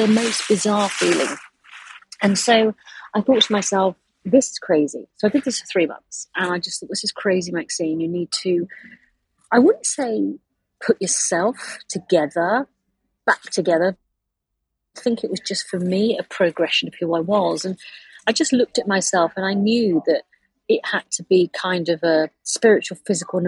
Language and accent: English; United Kingdom; I am British